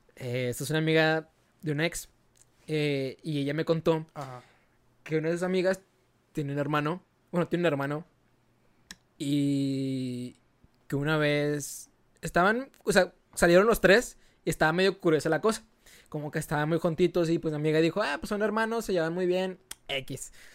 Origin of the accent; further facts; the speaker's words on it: Monterrey, Nuevo León, Mexico; A Regio, en Monterrey. Eh, nos dicen que tenemos nuestro propio dialecto